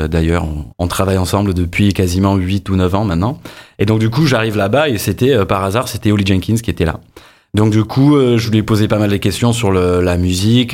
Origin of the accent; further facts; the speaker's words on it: Ireland; French is a second language; moved away as an adult; also born or lived in England; now in Montpellier, France; je suis né en Angleterre, j'ai grandi en Irlande